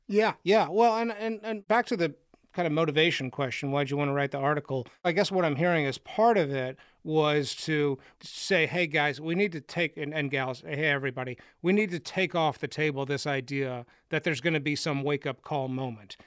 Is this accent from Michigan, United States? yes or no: no; Austin, Texas, United States; I grew up in Austin, Texas